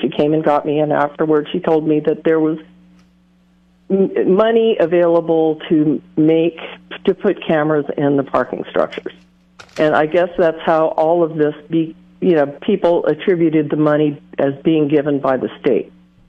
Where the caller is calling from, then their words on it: Atascadero, California, United States; I'm calling from Atascadero.